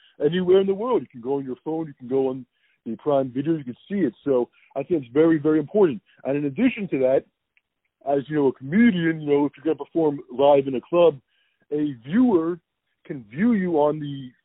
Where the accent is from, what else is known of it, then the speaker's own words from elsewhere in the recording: Philadelphia, Pennsylvania, United States; I'm from Philadelphia. That's where I represent Philadelphia